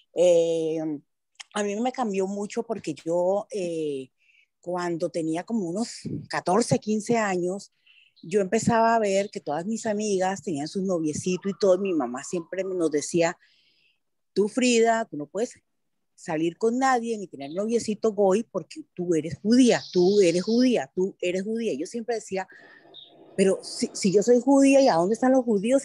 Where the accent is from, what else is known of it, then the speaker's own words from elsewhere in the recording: Colombia; moved away; soy de Colombia, ¿ok? Yo vivía en Colombia con mis padres y con mis